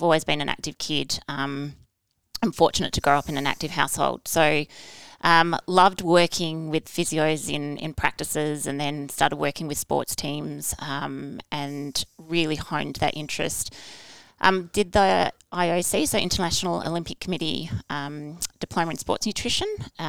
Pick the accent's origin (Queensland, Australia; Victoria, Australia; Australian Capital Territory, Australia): Queensland, Australia; Brisbane; born there; also born or lived in United States / Canberra; I was born in Brisbane, moved to America, back to Brisbane, to Canberra, to America, Brisbane, and then I chose to go to boarding school to finish off my high school because Dad got another posting